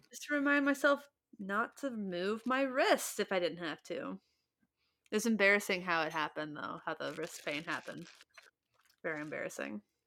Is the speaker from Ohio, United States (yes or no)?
yes; Ohio, United States; I grew up in Ohio